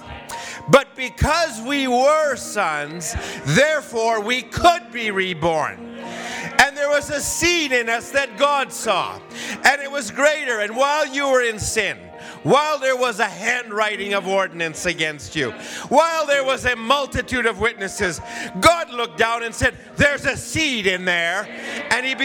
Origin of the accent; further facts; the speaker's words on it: Alberta, Canada; I was from Alberta